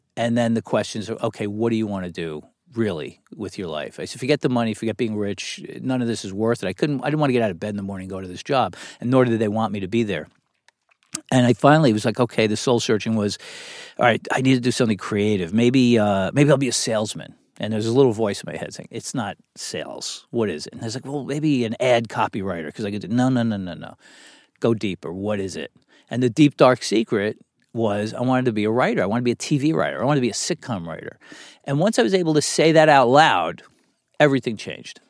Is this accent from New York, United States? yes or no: yes; New York City, New York, United States; I grew up in Brooklyn, New York, uh, in and around a lot of guys who felt like characters from The Sopranos